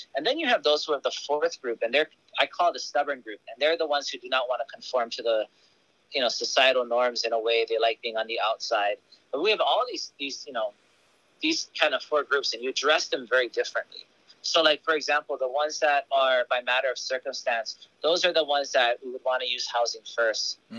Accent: Kona, Hawaii, United States; moved away as an adult; also born or lived in Honolulu, Hawaii; now in Oahu, United States; I was born in Kapiolani, but I grew up on the Big Island, so I live in Kona

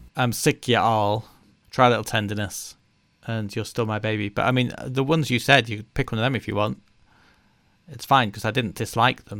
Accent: United Kingdom; we're British

